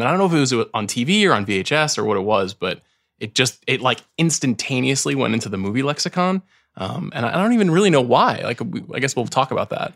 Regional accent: New York, United States; I'm from New York

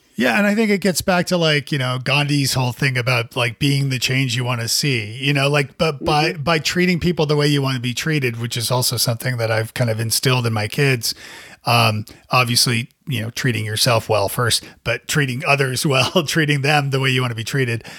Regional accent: Canada; now in Nashville, United States; as a Canadian too

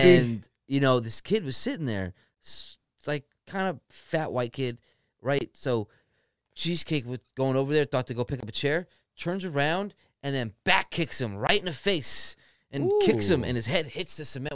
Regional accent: New Jersey, United States; moved away; also born or lived in Kentucky; I'm from Jersey.

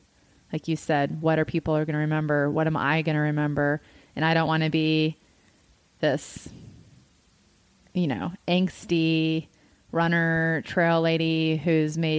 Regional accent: Appalachian Mountains in North Carolina, United States; now in Marble, United States; I grew up in the Appalachian Mountains in North Carolina.

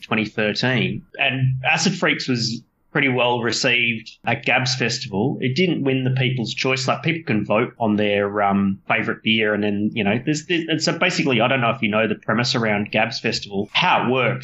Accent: Australia; my hometown here

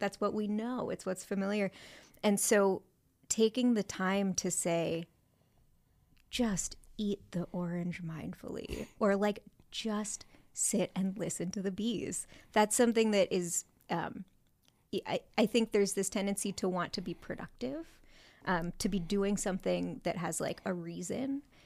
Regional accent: San Francisco Bay Area, California, United States; I grew up in the San Francisco Bay Area

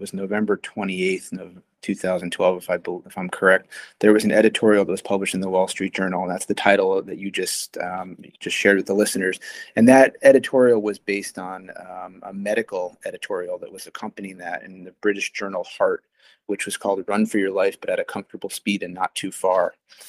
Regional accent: Connecticut, United States; also born or lived in Arizona; now in Boston, United States; I'm not originally from Boston. I'm originally from Arizona and spent most of my childhood in Southern New England and Connecticut. But I have been in Boston for my entire medical career.

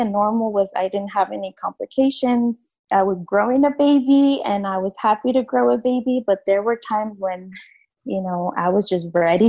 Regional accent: United States; growing up in the United States for most of my life here, I was undocumented.

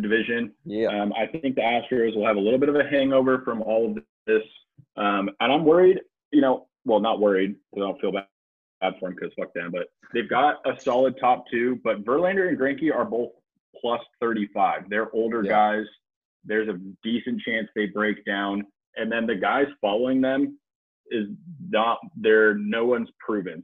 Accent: San Luis Obispo, California, United States; I grew up in San Luis Obispo, California

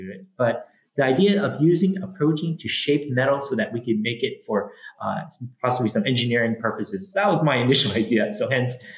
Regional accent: San Francisco, California, United States; also born or lived in Hawaii; now in Olympia, United States; I'm originally from San Francisco. I grew up there. I went to local schools right there in the city

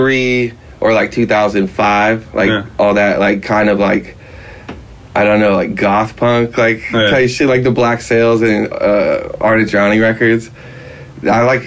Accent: Rancho Palos Verdes, California, United States; also born or lived in San Pedro; We grew up in Rancho Palos Verdes in, like, the landslide area, like, along the coast

